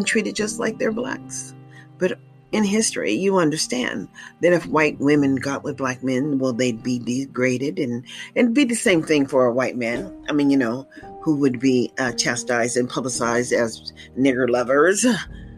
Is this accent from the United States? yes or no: yes; United States; as Black Americans